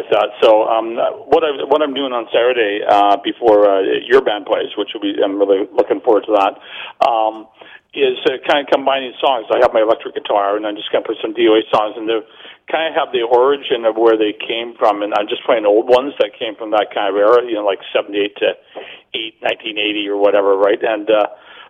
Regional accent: Burnaby, British Columbia, Canada; also born or lived in Vancouver; I grew up in Burnaby, but we moved down to the Lower East Side

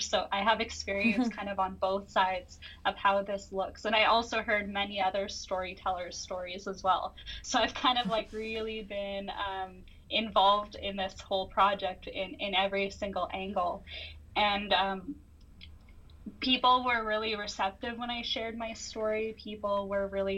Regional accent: Chilliwack, British Columbia, Canada; I come from the Suwali First Nation located in Chilliwack, Cultus Lake, BC

